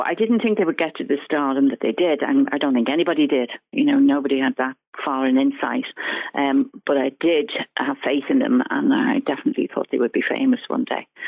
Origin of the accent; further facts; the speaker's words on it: Ireland; I'm Irish, and all my relations worked, you know, in the government